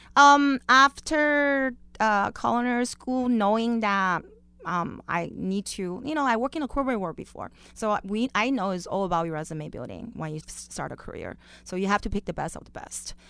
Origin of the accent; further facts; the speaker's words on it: Beijing, China; also born or lived in Las Vegas, Nevada; now in Orange County, United States; I was born and raised in Beijing, China